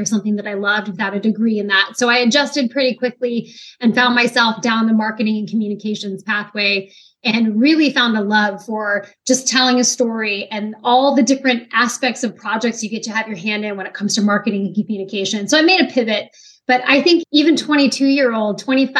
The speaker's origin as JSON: {"language": "English", "town": "Kent", "region": "Washington", "country": "United States", "tie": "born or raised there", "also_born_or_lived": "Utah", "moved": "as an adult", "lives_now": "Virginia Beach, United States", "said": "I grew up in a small city called"}